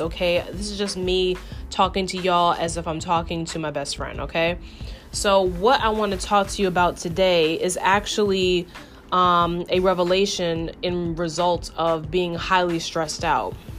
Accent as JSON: {"language": "English", "region": "New York", "country": "United States", "tie": "born or raised there", "said": "I'm born and raised in New York"}